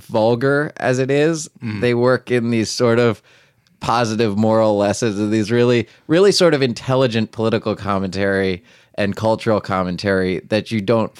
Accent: Macungie, Pennsylvania, United States; moved away as an adult; now in New York, United States; I'm from Macungie, Pennsylvania, originally, which is near Allentown. It's okay. Like an hour north of Philadelphia. So, yeah, I grew up there. I went to Penn State University, then moved to New York

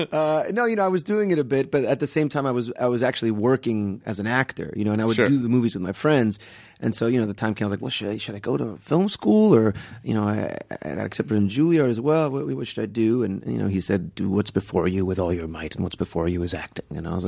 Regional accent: Kendall, Florida, United States; So yeah, mostly South Florida. It was in Kendall, and then I went to high school in Palm Beach.

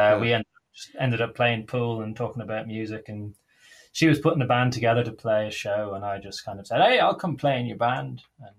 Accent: Dublin, Leinster, Ireland; moved away as an adult; also born or lived in Gloucestershire; now in Wales, United Kingdom; I grew up in Talla. I've spent the later years right in the middle of town, just off Parnell Street, up on North Great George's Street.

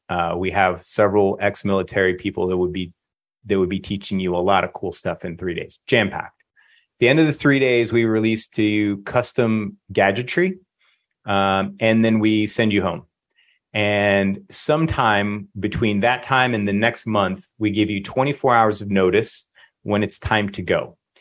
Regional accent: Lakeland, Florida, United States; I'm fifth generation Floridian

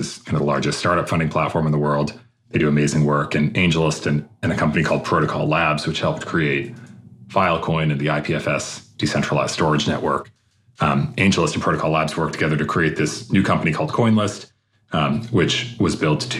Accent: outside of Boston, Massachusetts, United States; moved away as an adult; also born or lived in Palo Alto, California; I grew up outside of Boston, Massachusetts.

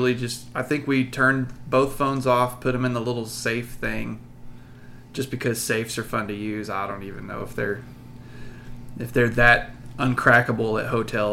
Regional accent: Abilene, Texas, United States; because I grew up around Abilene

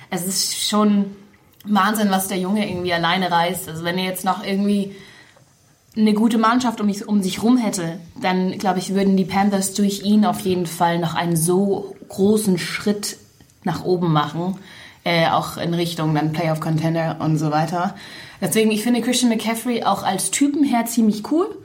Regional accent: Munich, Bavaria, Germany; ich bin in München aufgewachsen

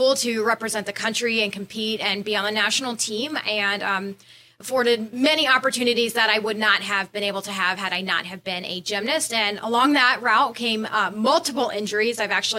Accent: Orlando, Florida, United States; I'm born and raised in Orlando, Florida

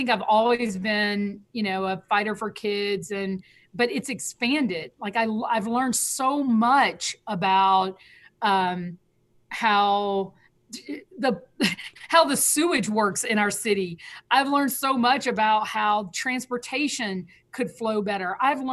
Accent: Selma, Alabama, United States; now in Atlanta, United States; from Selma, Alabama

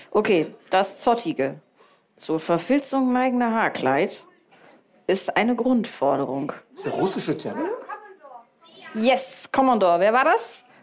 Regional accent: Heinsberg, North Rhine-Westphalia, Germany; now in Münster, Germany; ich wohne in Münster, aber komme aus Heinsberg.

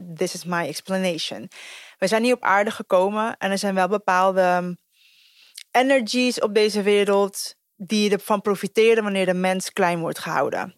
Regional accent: Costa Rica; now in Netherlands; ik ben dus geboren in Costa Rica

